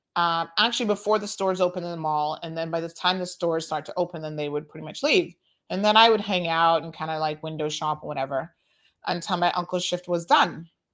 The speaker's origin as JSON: {"language": "English", "town": "Tampa", "region": "Florida", "country": "United States", "tie": "born or raised there", "said": "I grew up in Tampa"}